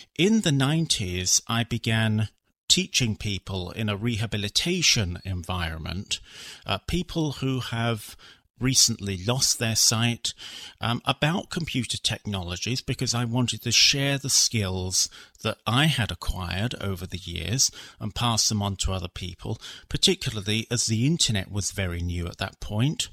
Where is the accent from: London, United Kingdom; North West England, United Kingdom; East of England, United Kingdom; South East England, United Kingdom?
London, United Kingdom; I was born in London in the UK